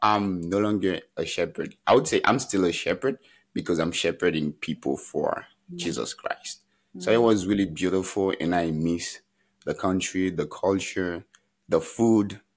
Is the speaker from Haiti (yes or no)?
yes; Haiti; moved away as an adult; now in United States; when I was growing up in Haiti